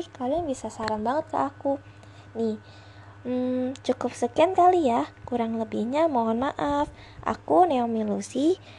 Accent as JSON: {"language": "Indonesian", "region": "Kalimantan", "country": "Indonesia", "lives_now": "Purwokerto, Indonesia", "said": "Aku asli dari Kalimantan dan sekarang aku ngekos di Pokerto untuk kuliah."}